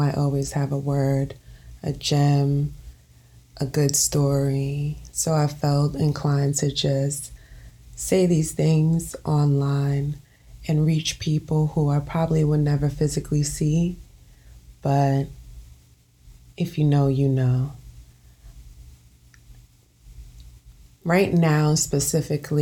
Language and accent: English; New York City, New York, United States; born and raised in Brooklyn, New York